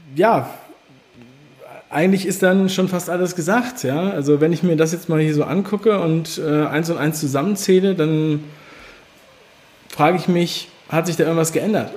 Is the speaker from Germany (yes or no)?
yes; Berlin, Germany; Ich bin in Ostberlin geboren, in Pankow